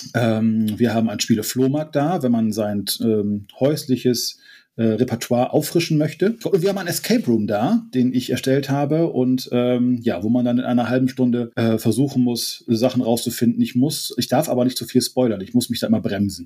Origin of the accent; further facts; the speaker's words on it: Friesland, Lower Saxony, Germany; ich komme ja auch aus Friesland und hier ist viel Moorgebiet